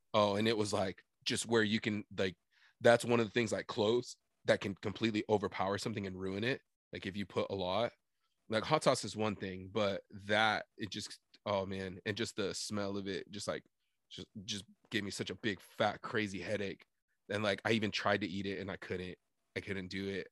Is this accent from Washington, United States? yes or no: yes; Sunnyside, Washington, United States; how proud we are to be from Sunnyside